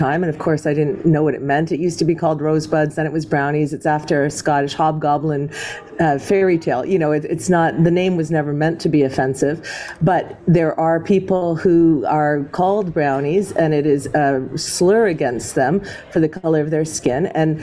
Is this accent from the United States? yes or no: no; Montreal, Quebec, Canada; now in Toronto, Canada; I grew up in Montreal